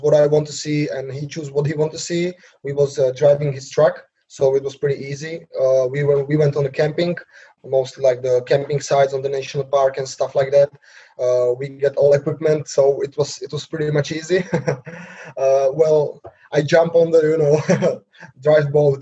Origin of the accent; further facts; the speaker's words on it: Slovakia; English is a second language; I'm 26 years old now. I'm from Slovakia